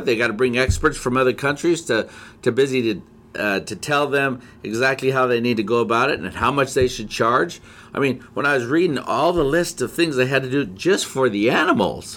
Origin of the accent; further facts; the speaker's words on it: Whitefish, Montana, United States; I was born in Whitefish, Montana